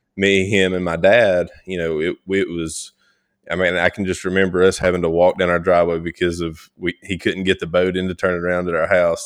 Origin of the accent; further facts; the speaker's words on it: North Georgia, United States; also born or lived in South Mississippi; I was born in North Georgia, um, born and raised, you know, still, still back here.